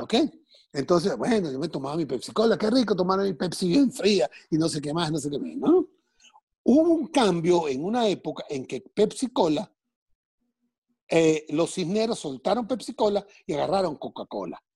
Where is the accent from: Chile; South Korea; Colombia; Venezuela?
Venezuela; Caracas, Capital District; now in United States